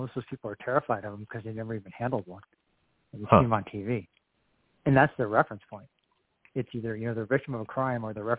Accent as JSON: {"language": "English", "town": "Whitefish", "region": "Montana", "country": "United States", "said": "Yeah, so we're from Whitefish, Montana, kind of Flathead Valley, like northwestern Montana."}